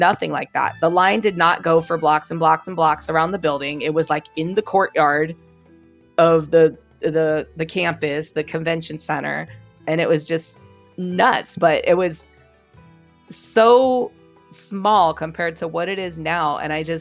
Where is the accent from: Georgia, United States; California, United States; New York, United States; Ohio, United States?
California, United States; San Diego; I grew up in San Diego